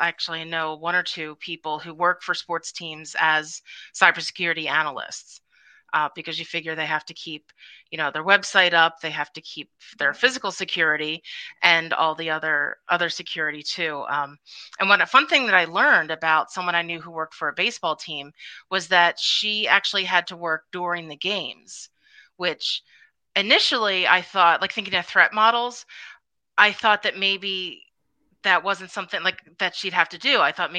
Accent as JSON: {"language": "English", "town": "Philadelphia", "region": "Pennsylvania", "country": "United States", "tie": "born or raised there", "said": "And I am representing my hometown, Philadelphia 76ers, and a very big game tonight, so I'm very excited."}